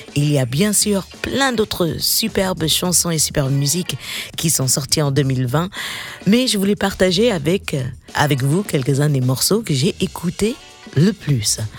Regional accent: United States; accent: slight American; mon léger accent américain

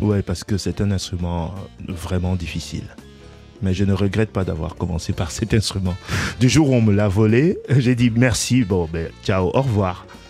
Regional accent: Cameroon; je suis africain tout simplement, je viens du Cameroun

